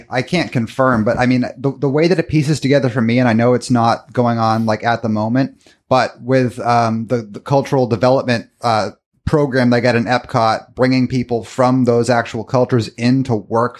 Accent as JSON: {"language": "English", "town": "Boston", "region": "Massachusetts", "country": "United States", "said": "I'm from Boston, Massachusetts."}